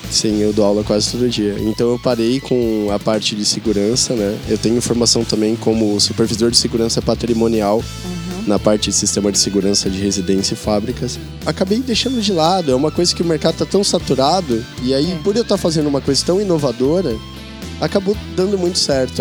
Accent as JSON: {"language": "Portuguese", "region": "interior of São Paulo", "country": "Brazil", "tie": "born or raised there", "also_born_or_lived": "Garça / Bauru / Botucatu", "moved": "as an adult", "lives_now": "São Paulo, Brazil", "said": "eu morava no interior de São Paulo, eu, eu nasci em Garça, e depois eu morei em Bauru, depois eu morei em Botucatu e consegui vir para São Paulo"}